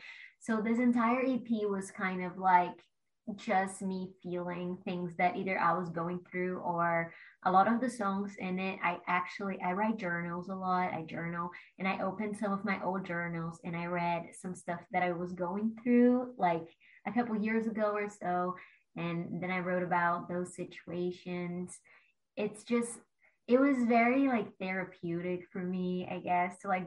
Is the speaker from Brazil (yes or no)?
yes; Brazil; moved away as an adult; now in Los Angeles, United States; I'm from Brazil originally, and I like went to college